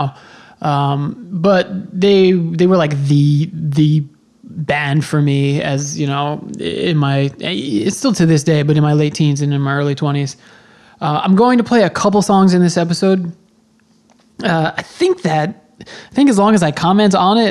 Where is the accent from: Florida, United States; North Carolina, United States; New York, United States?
New York, United States; Long Island; I was born on Long Island, and that's where I started going to shows